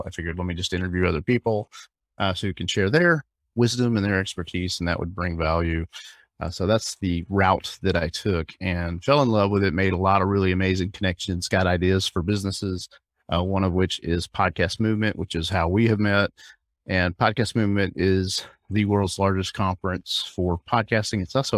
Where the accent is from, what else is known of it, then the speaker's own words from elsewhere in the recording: Alabama, United States; also born or lived in Hawaii; now in South Florida, United States; I live in South Florida, but I'm originally from Alabama, but I've kind of moved around.